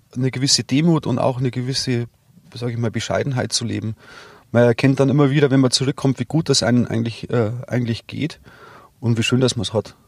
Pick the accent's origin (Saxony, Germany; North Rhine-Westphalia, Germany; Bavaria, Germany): Bavaria, Germany; Rosenheim district; ich bin ja hier geboren und ich bin hier daheim. Und es ist ganz klar, also jetzt der, der Rosenheimer Landkreis